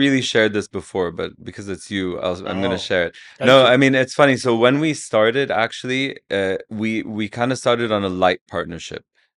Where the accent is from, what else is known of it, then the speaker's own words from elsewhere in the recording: Saudi Arabia; I grew up in Saudi.